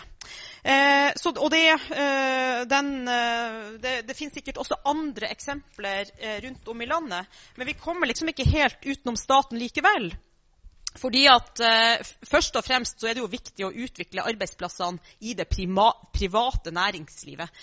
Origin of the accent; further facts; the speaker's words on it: Finnmark, Norway; Jeg er jo da fra Finnmark